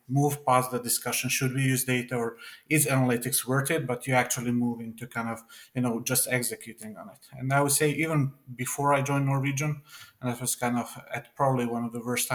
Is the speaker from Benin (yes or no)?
no; Serbia; moved away; my sort of home country where I'm from. I'm actually from Serbia